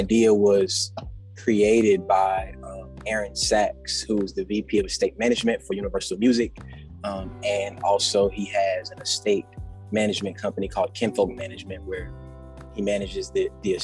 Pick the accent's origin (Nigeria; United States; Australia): United States; Anniston, Alabama; I opened up my own recording studio in my hometown of Anniston, Alabama